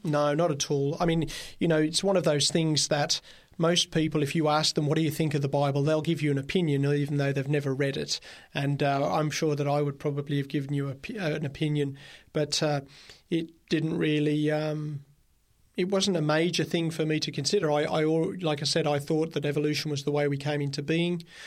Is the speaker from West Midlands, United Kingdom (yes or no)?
yes; Birmingham, West Midlands, United Kingdom; now in Australia; I grew up in Birmingham, England